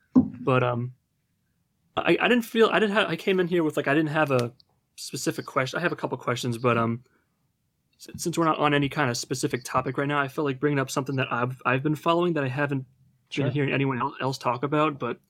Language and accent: English; New Jersey, United States; Like, I'm not even from California. I'm from New Jersey, but I'm interested in it.